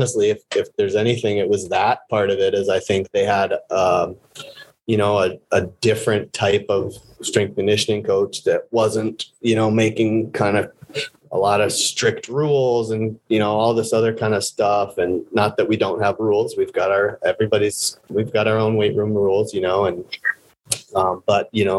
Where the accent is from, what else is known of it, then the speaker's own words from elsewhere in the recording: Vermont, United States; the town next to where I grew up in Vermont